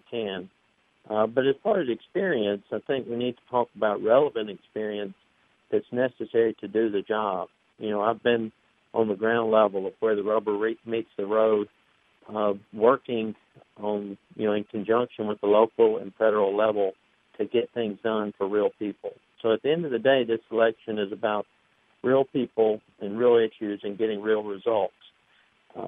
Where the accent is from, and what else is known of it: Tupelo, Mississippi, United States; born or raised there